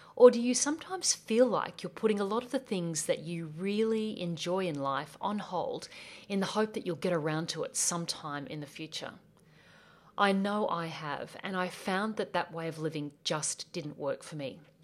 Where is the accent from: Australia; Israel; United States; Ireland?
Australia; accent: Australian; I'm from Australia. Yes, that's my accent. And I grew up on a property in the beautiful Australian bush